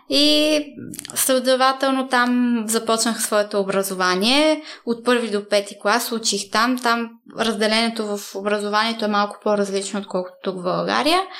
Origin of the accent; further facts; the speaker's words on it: Italy; Ами бяхме в, живеехме в едно малко градче. Няма да забравя първия ми учебен ден. Беше много странно, защото аз не знаех и дума италиански.